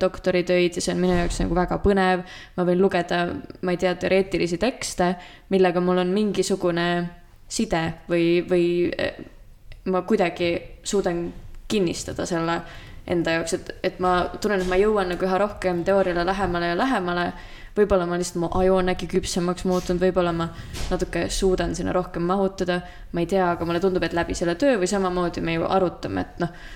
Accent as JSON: {"language": "Estonian", "country": "Estonia", "also_born_or_lived": "Tartu", "said": "ma olen maalt pärit"}